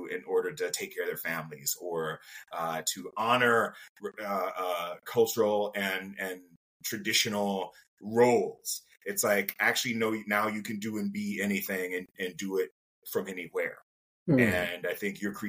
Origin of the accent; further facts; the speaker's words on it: Jacksonville, Florida, United States; moved away; I'm from Jacksonville, Florida